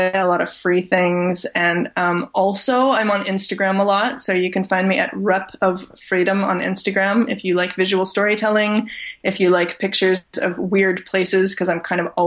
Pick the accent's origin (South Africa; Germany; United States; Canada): Canada; I'm born and raised in Canada.